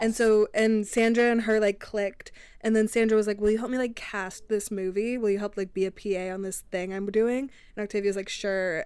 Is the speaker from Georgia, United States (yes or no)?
no; Arlington, Virginia, United States; I'm from Arlington